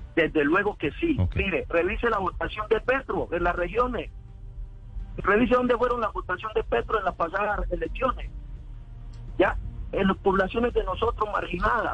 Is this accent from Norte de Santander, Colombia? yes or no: no; López de Micay, Cauca, Colombia; yo soy de López de Micay, donde nace el partido